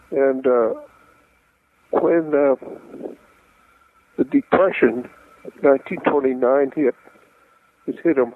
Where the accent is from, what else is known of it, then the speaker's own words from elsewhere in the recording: San Francisco, California, United States; born there; I was born in San Francisco